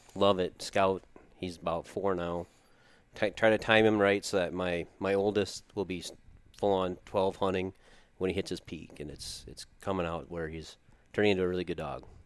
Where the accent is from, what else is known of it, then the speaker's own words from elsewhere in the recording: Watertown, South Dakota, United States; I grew up here in Watertown